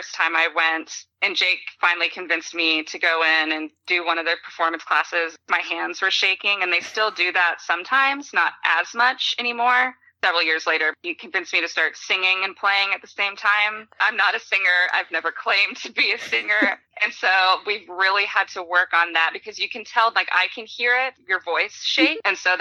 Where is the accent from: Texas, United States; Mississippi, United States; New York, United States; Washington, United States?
Texas, United States; Austin; also born or lived in San Diego; I spent most of my life growing up in Austin, which everybody knows is a huge music city